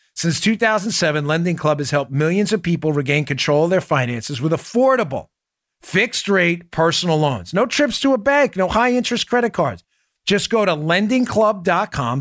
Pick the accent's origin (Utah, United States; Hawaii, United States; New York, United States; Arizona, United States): New York, United States; New York City; And I'm from Queens.